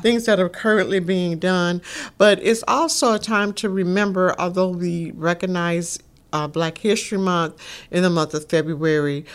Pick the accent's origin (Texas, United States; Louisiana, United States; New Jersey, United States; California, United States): Louisiana, United States; Shreveport; growing up in Shreveport, Louisiana.